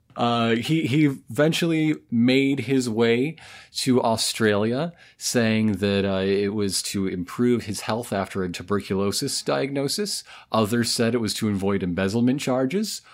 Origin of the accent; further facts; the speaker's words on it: United States; as an American